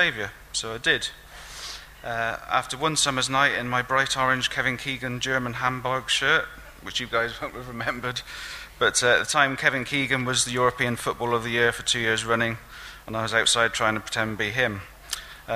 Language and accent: English; Newent, South West England, United Kingdom; also born or lived in Gloucester; I was brought up in a working class Christian home in Oxnall, Newent, near Gloucestershire